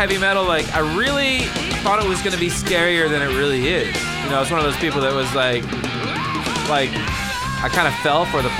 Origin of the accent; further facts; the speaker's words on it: Bethesda, Maryland, United States; I'm from Bethesda, darn it.